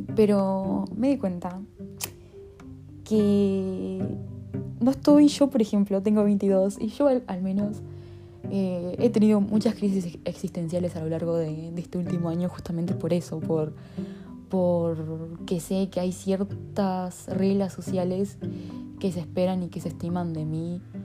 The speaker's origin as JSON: {"language": "Spanish", "country": "Uruguay", "said": "pero de Uruguay"}